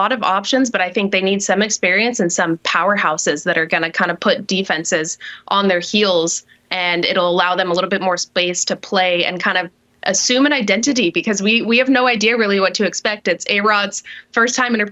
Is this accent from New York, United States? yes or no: no; Utah, United States; I am from Utah